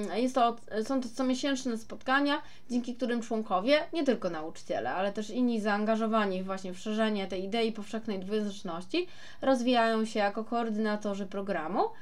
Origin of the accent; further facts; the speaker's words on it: Poland; accent: Polish; mój polski akcent, a ja, mm, a jaki mam mieć, skoro mieszkam całe życie w Polsce?